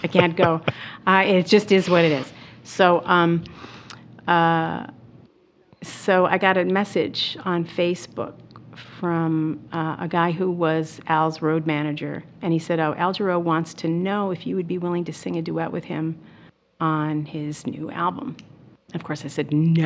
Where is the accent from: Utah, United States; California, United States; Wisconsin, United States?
Wisconsin, United States; Milwaukee; I grew up in Milwaukee